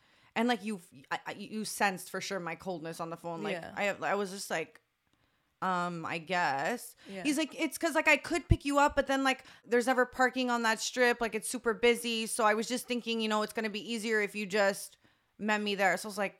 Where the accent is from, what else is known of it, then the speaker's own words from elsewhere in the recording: Canada; I guess being Canadian